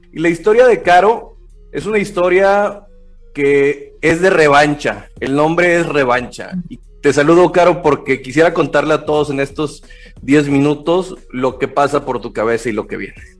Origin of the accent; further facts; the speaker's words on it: Mexico; para nosotros como mexicanos siempre hay estas narrativas